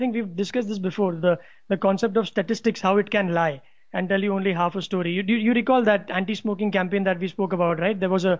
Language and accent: English; India; as an Indian citizen